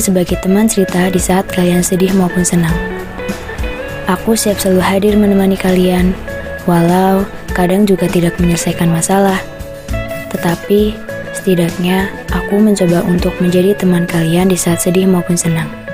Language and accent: Indonesian; Banyumas, Central Java, Indonesia; Aku lahir di Banyumas 24 Desember 2003